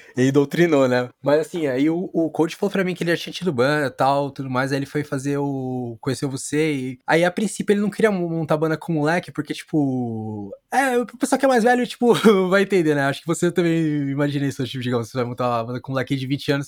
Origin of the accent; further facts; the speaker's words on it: São Paulo, Brazil; eu sou da Vila Matilde